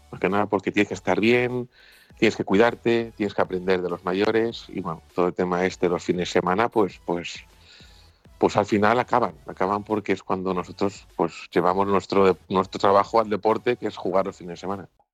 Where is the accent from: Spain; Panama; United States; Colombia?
Spain; San Sebastián, Basque Country; nací en San Sebastián